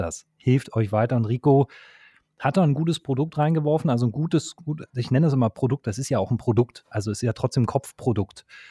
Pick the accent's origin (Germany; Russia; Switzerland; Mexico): Germany; Berlin; ich komme aus Berlin